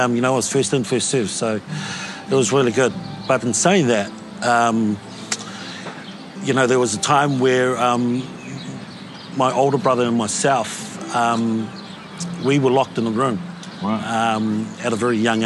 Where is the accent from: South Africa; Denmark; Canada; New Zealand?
New Zealand; Auckland; growing up in Otara was a combination for disaster